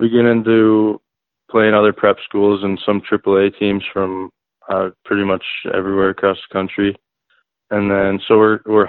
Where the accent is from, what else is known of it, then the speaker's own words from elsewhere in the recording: Grand Forks, North Dakota, United States; also born or lived in Lincoln, Nebraska; I'm from Grand Forks, North Dakota. Actually, I was born in Lincoln, Nebraska, and I lived there for like 2 years, and then we moved up to Grand Forks, and I've been there ever since